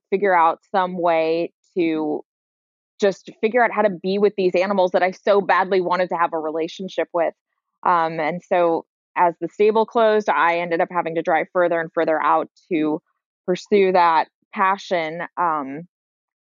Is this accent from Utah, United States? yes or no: no; San Francisco, California, United States; I grew up in San Francisco proper.